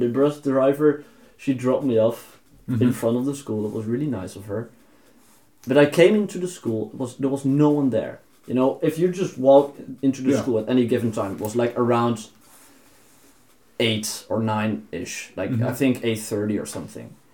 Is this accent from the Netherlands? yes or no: yes; Netherlands; moved away as an adult; now in Norway; I'm from the Netherlands. I'm here now.